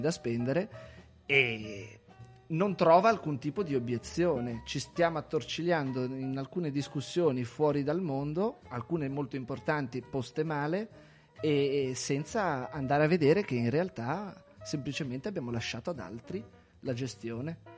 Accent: Celle Ligure, Liguria, Italy; Il mio paese, Celle Ligure in provincia di Savona, spopolamento altissimo

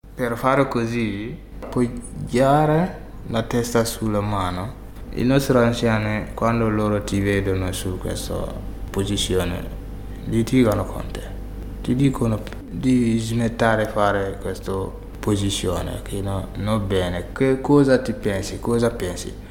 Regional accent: Burkina Faso; Italian is a second language; moved away as an adult; also born or lived in Bobo-Dioulasso, Burkina Faso; now in Italy; Ci sono elefanti in Burkina Faso, ho visti quando ero nel mio paese

